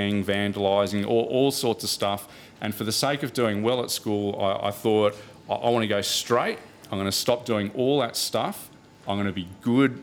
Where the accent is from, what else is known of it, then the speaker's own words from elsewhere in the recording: Australia; I grew up in Australia